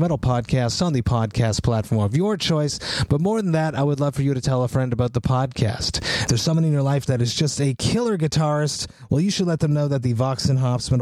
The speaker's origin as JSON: {"language": "English", "town": "Montreal", "region": "Quebec", "country": "Canada", "tie": "born or raised there", "said": "my hometown of Montreal"}